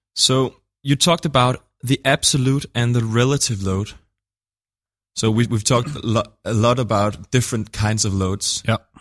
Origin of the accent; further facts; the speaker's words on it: Denmark; I'm from Denmark